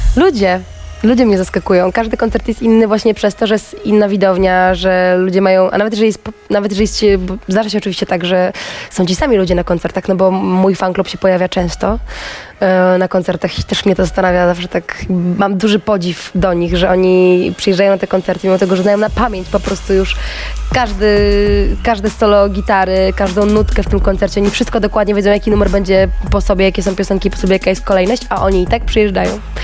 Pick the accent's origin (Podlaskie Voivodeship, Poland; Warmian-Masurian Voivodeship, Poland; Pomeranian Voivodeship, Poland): Pomeranian Voivodeship, Poland; Kashubia; moved away